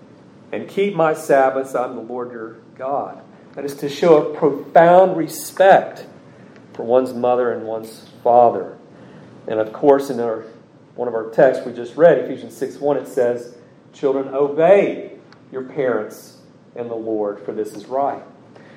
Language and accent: English; United States; as an American, as a son of this state where our forefathers fought